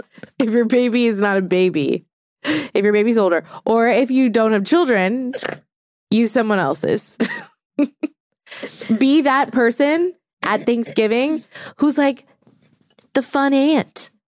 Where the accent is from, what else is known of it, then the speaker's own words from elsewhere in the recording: New Orleans, Louisiana, United States; moved away as an adult; Like I'm not from New Orleans anymore because I left when I was 18 and I don't care about the Saints.